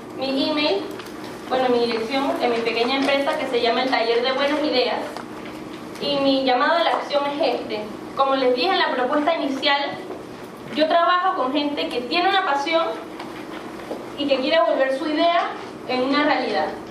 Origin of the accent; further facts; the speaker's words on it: Panama; yo una persona que crecí en Panamá